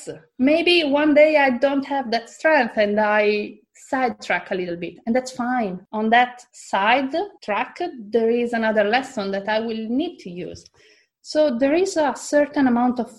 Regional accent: Italy; moved away as an adult; also born or lived in Australia; I come from Italy and there, it's not normal to change job

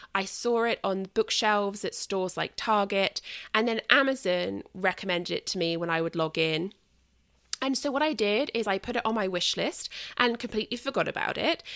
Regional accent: United Kingdom; moved away; I'm British and it's kind of my, like, pagan heritage

